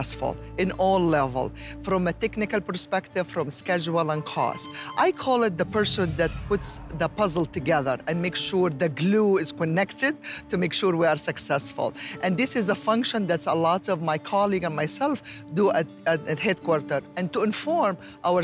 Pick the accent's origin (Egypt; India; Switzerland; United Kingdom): Egypt; moved away; I am originally from Egypt